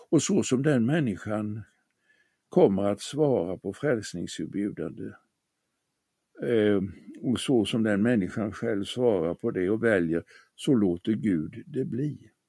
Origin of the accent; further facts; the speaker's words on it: Småland, Sweden; I min hemstad på det småländska höglandet fanns det i en bilskolas skyltfönster en modell av en fyrcylindrig bilmotor.